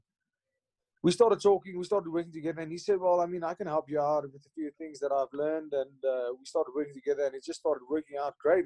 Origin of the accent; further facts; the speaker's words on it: Hartbeespoort, North West, South Africa; I grew up in a town called Hartbeespoort Dam